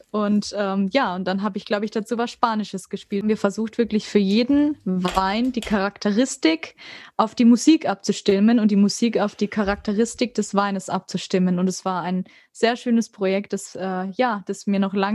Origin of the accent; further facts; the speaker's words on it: Würzburg, Bavaria, Germany; in Nähe meiner Heimat in Würzburg